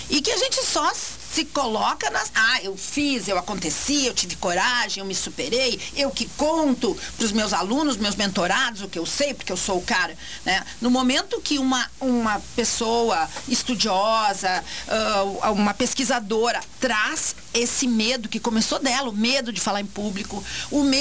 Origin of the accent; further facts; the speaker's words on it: Montenegro, Rio Grande do Sul, Brazil; E eu tô com 61. Quando era criança pequena lá em Barbacena? Lá em Barbacena, lá em Montenegro, tá?